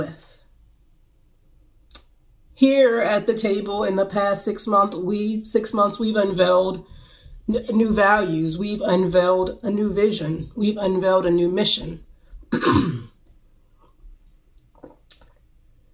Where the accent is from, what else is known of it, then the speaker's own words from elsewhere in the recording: Greensboro, North Carolina, United States; my hometown of Greensboro, North Carolina